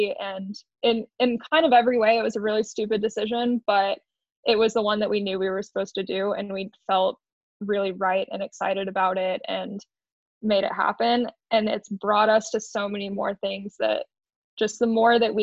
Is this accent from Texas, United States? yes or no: yes; Austin, Texas, United States; now in Moab, United States; I grew up in Austin, Texas